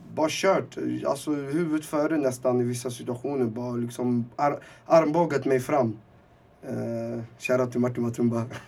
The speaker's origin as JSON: {"language": "Swedish", "country": "Sweden", "tie": "born or raised there", "also_born_or_lived": "Timsamane, Rif Mountains, Morocco", "said": "jag var fyra år, uh, skulle fylla fem. Så jag fyllde fem i Sverige"}